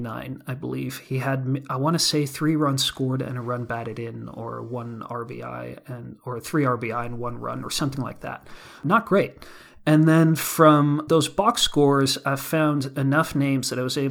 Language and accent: English; Netherlands; now in Hudson Valley, United States; I'm from the Netherlands